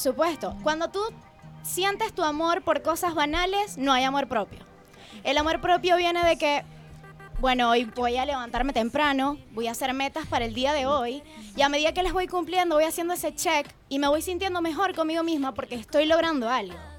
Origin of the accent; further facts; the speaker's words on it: Venezuela; moved away as an adult; also born or lived in Chillán, Chile; now in Santiago, Chile; en Venezuela, bueno, tenía mi nombre, podía asistir a eventos sociales, tenía portadas de revistas, pero para nadie es un secreto que tú emigras